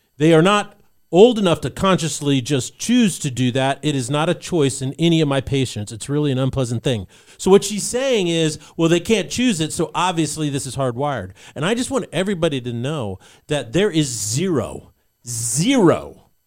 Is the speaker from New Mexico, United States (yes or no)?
yes; Albuquerque, New Mexico, United States; I was growing up in New Mexico at that time in Albuquerque